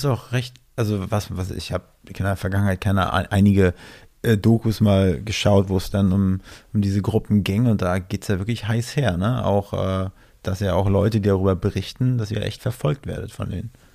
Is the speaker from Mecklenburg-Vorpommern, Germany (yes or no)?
yes; near Schwerin, Mecklenburg-Vorpommern, Germany; Ich komme aus MacPom, aus der Nähe von Schwerin